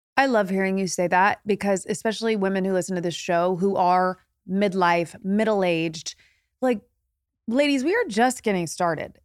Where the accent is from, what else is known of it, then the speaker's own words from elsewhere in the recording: Indiana, United States; moved away as an adult; now in Los Angeles, United States; I'm from Indiana